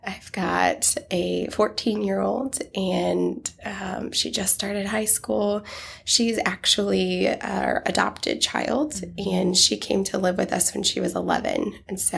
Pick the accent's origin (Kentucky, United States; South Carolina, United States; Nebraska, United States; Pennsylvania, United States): Nebraska, United States; Nebraska panhandle, United States; I was born in Nebraska, a little rural town in the panhandle of Nebraska, and just had kind of that typical mom, dad, married